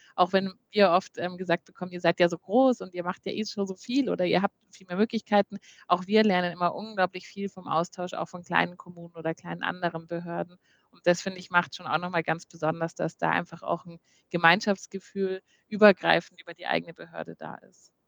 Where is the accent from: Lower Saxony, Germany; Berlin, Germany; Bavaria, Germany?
Bavaria, Germany; Munich; als Münchner Kindle habe ich eine äh, auch so schon sehr große Verbundenheit mit der Stadt München